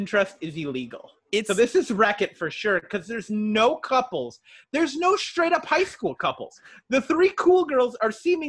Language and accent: English; Surprise, Arizona, United States; also born or lived in Minnesota; We grew up in a brand new town. We grew up in Surprise, Arizona, so it was growing so much because it was developing that they opened a new high school every 2 years